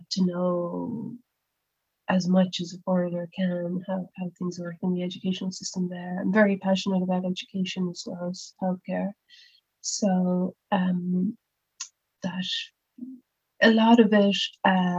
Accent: Cork, Munster, Ireland; also born or lived in Dublin; when I came back to Cork again after my time in Dublin

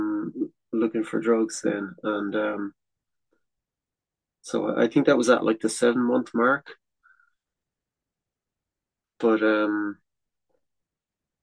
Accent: Ireland; first language English; moved away as an adult; also born or lived in France; I came home for Christmas 1 year, and he said, maybe it'd be good to try staying in Ireland

